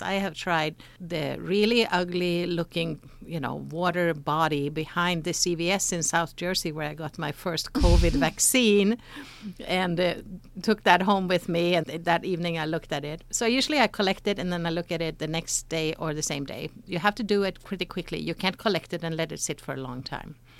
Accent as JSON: {"language": "English", "country": "Sweden", "tie": "born or raised there", "moved": "as an adult", "lives_now": "United States", "said": "I grew up in Sweden"}